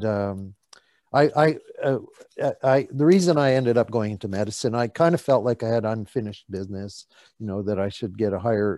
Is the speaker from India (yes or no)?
no; Northern Alberta, Canada; moved away as an adult; now in West Vancouver, Canada; I was raised in Northern Alberta in podunk little towns